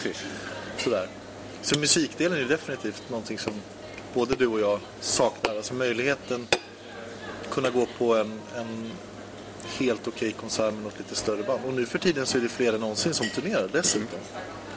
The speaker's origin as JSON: {"language": "Swedish", "town": "Uppsala", "region": "Uppsala County", "country": "Sweden", "tie": "born or raised there", "said": "när jag växte upp i Uppsala"}